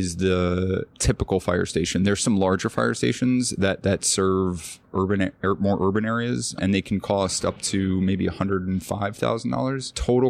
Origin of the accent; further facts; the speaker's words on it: New York City, New York, United States; I do live here in New York. I'm born and raised in Manhattan. Been here most of my life. And I have, as a result of that, of growing up in New York, I grew up with Puerto Rican culture.